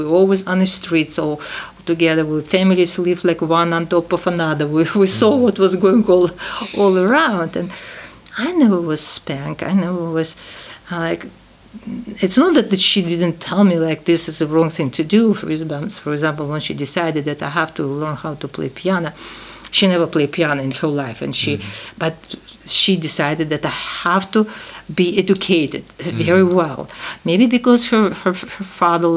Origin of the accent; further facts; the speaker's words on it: Tashkent, Uzbekistan; English is a second language; moved away; 10 years after the war, I was born in Tashkent.